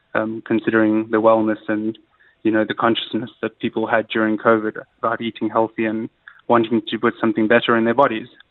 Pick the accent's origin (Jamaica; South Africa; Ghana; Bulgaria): South Africa; moved away as an adult; also born or lived in London; now in Dubai, United Arab Emirates; growing up in South Africa